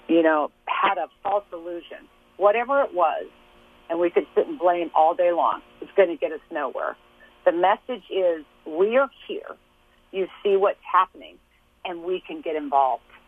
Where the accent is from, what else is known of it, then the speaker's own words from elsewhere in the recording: Lawrence, Kansas, United States; I was born and raised in Lawrence, Kansas.